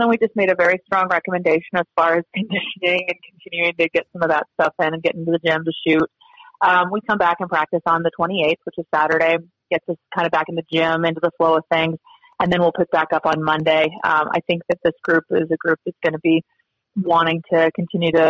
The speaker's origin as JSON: {"language": "English", "region": "Idaho", "country": "United States", "tie": "born or raised there", "moved": "yes", "lives_now": "Montana, United States", "said": "growing up in Idaho and then living in Montana."}